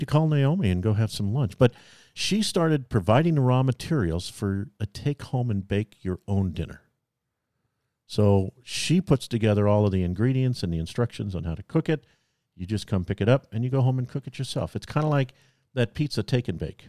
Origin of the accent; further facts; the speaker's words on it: California, United States; I was born in California